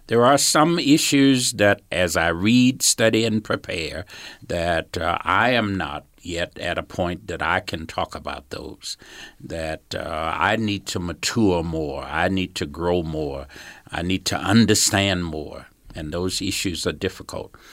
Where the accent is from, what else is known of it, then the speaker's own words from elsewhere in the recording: Georgia, United States; moved away as an adult; now in Salt Lake City, United States; when I was a small boy, I grew up in Georgia